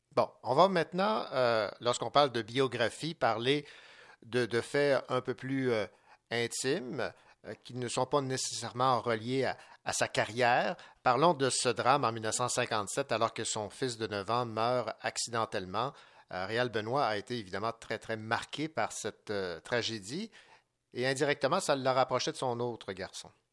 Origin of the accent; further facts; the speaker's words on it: Quebec, Canada; chez nous au Québec